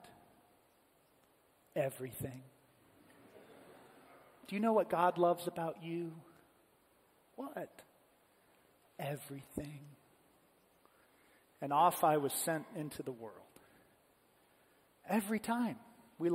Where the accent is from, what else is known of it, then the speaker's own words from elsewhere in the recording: Columbus, United States; Messiah Lutheran Church, the church that I grew up in Columbus